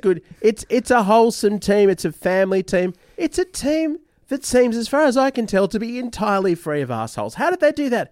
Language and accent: English; Australia; we're Australian